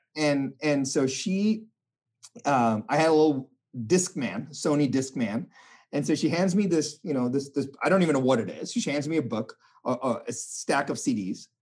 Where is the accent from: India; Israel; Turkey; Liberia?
India; I was born in India